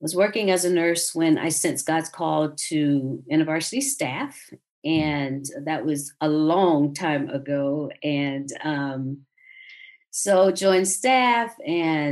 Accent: South Georgia, United States; moved away as an adult; now in Atlanta, United States; I grew up in South Georgia

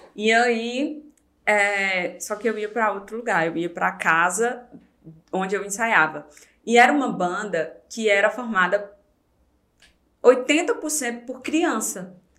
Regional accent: Fortaleza, Ceará, Brazil; moved away; Nasci em Fortaleza. É, o José Walter é um bairro lá

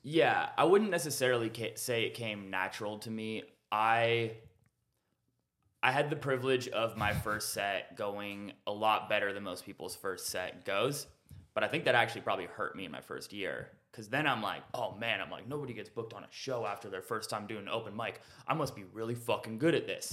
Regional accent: Renton, Washington, United States; now in Austin, United States; I'm originally from Renton, Washington.

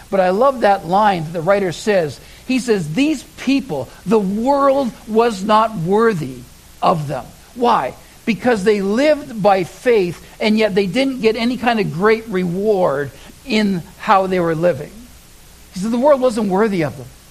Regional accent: Oshawa, Ontario, Canada; I lived in Oshawa, Ontario. Uh, that was my hometown. That was where I was born and raised.

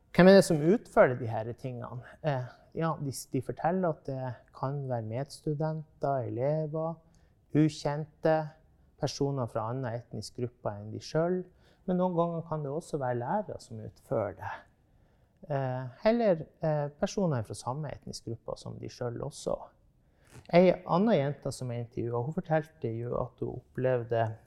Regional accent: Norway; now in Tromsø, Norway; det området jeg vokste opp i, i på Hinnøya, der vi drev med reindrift

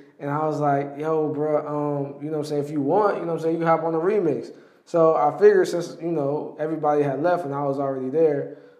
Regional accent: Atlanta, Georgia, United States; I'm from Atlanta, but I record them in DC.

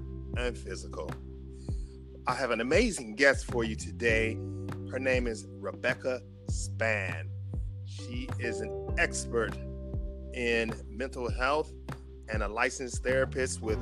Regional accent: Grand Rapids, Michigan, United States; now in Los Angeles, United States; I am also from Grand Rapids, Michigan, and I know exactly where that's located

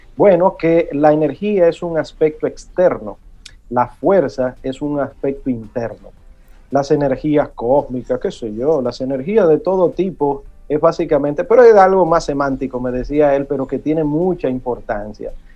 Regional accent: Santo Domingo, Distrito Nacional, Dominican Republic; el barrio donde me crié en Villa Consuelo

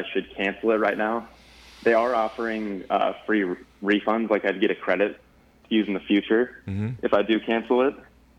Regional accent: Iowa, United States; now in Los Angeles, United States; So I'm from Iowa, and I live out in Los Angeles.

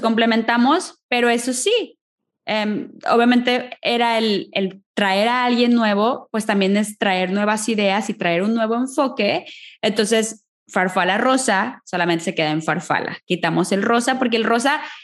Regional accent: Mexico; moved away as an adult; now in Ireland; soy de México, mexicana viviendo en Irlanda

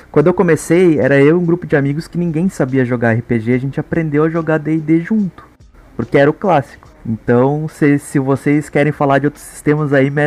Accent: Brazil; eu nasci no Brasil, né?

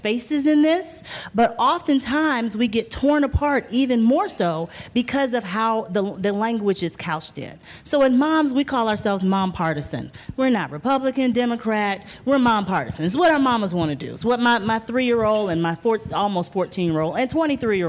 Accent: Mississippi, United States; I am from Mississippi, traditional Baptist background

